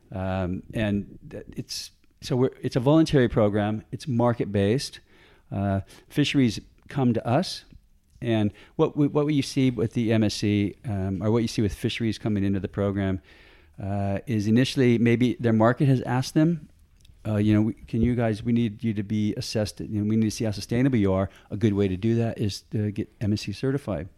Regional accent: San Diego, California, United States; moved away as an adult; also born or lived in Tonga; now in Australia; I grew up in San Diego, California. Uh, good old, I'm a Yankee

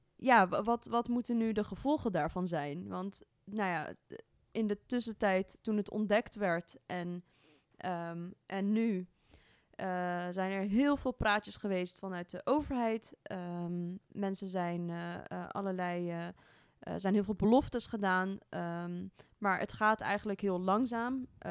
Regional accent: Amsterdam, North Holland, Netherlands; kom ook uit het mooie Amsterdam

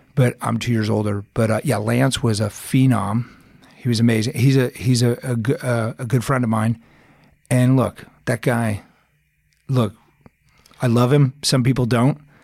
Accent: Arizona, United States; moved away as an adult; also born or lived in Aspen, Colorado / California; now in Colorado, United States; I'm originally from Arizona

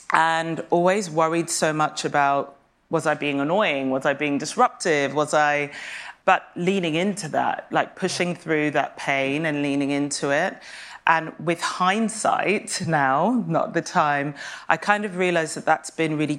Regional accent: Kenya; born there; also born or lived in Saint Kitts and Nevis; I was born in Kenya, in a very rural, specific part of Kenya, to a mother who wasn't Kenyan and everyone else was.

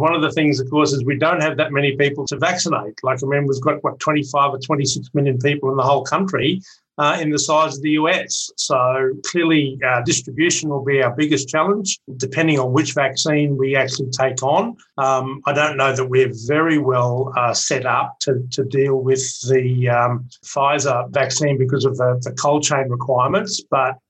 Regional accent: Brisbane, Queensland, Australia; my hometown of Brisbane

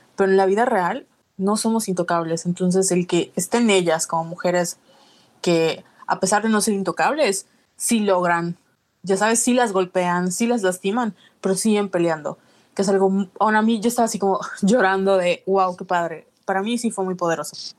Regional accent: Mexico; como mexicanos

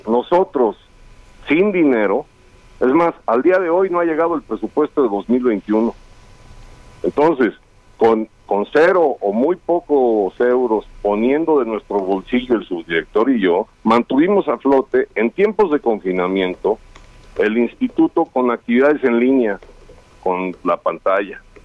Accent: León, Guanajuato, Mexico; Fútbol Club León, que es de donde yo soy

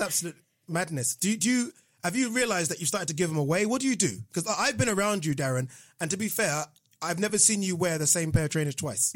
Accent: Nigeria; born or raised there; now in United Kingdom

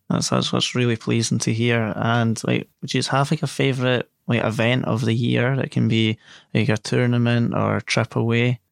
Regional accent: Scotland, United Kingdom; a Scotsman myself

